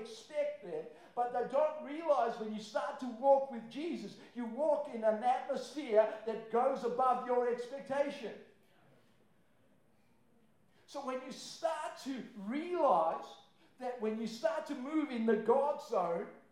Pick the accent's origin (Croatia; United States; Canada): Croatia; moved away; I'm from Croatia